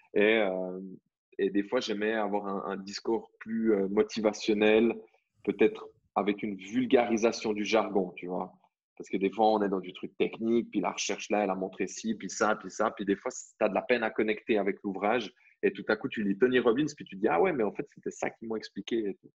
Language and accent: French; Vaud, Switzerland; je suis né en Suisse